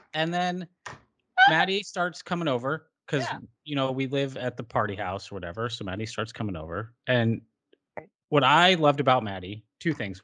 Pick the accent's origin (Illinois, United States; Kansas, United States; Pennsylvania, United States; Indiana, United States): Illinois, United States; Hamilton; also born or lived in Racine, Wisconsin; in racine wisconsin but i have spent the majority of my life since i was six years old in hamilton illinois